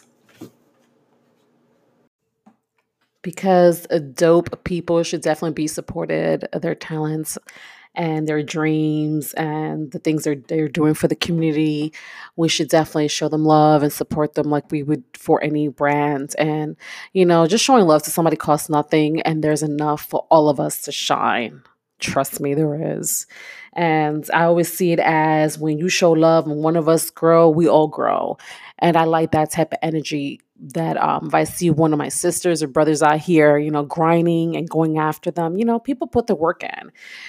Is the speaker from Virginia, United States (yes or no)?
no; Brooklyn, New York, United States; I'm this kid from East New York, Brooklyn, who grew up, was raised in the projects, born and raised in the projects.